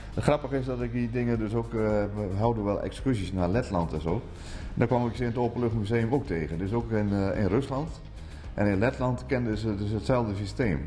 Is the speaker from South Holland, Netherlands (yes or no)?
no; Drenthe, Netherlands; Bij ons in Drenthe